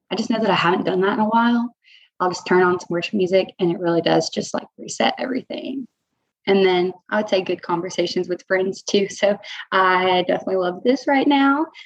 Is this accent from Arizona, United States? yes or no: no; Chattanooga, Tennessee, United States; now in Augusta, United States; so I'm not from the Augusta area. I'm actually from Chattanooga, Tennessee.